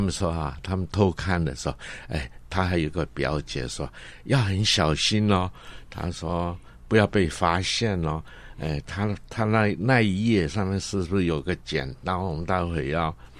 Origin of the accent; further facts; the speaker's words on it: Guangdong, China; accent: Cantonese accent; first language Cantonese; Chinese is a second language; now in Taiwan; 所以我的母语是广东话嗯。所以我现在讲的国语啊，也是不是很标准啊，人家一听着有广东音在里面啊